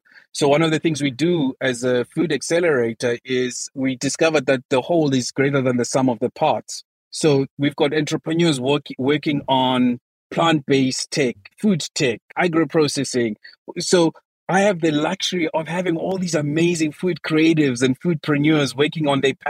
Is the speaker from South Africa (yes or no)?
yes; South Africa; my home country, South Africa